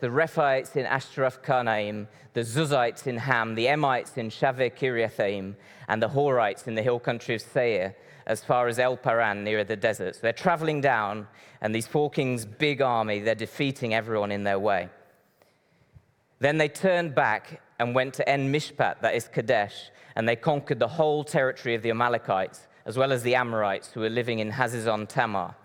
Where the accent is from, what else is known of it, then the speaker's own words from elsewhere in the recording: Brazil; moved away; I grew up in Brazil. I was born and raised in Brazil.